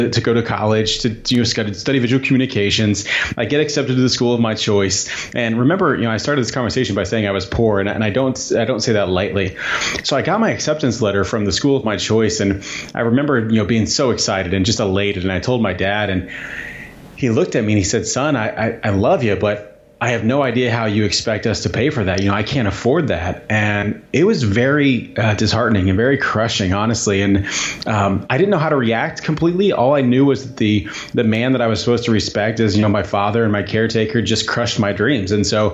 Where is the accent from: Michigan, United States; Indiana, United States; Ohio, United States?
Indiana, United States; Southern; moved away as an adult; I grew up in Southern Indiana